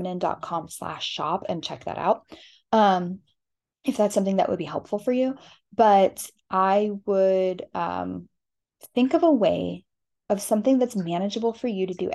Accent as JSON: {"language": "English", "region": "Southwest", "country": "United States", "said": "I'm from the Southwest"}